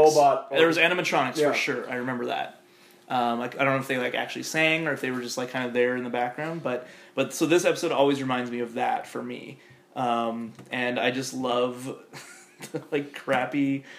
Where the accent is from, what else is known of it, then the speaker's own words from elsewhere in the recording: Lethbridge, Alberta, Canada; when I was growing up in Lethbridge